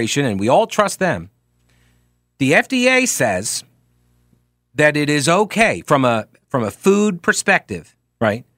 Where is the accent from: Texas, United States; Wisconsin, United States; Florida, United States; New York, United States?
New York, United States; now in North Carolina, United States; I'm from New York. I don't live in New York anymore